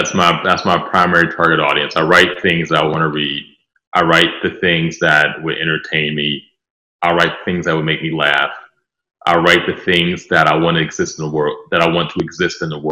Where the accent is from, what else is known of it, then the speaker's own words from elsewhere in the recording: Pittsburgh, Pennsylvania, United States; I'm from Pittsburgh. I still live in Pittsburgh.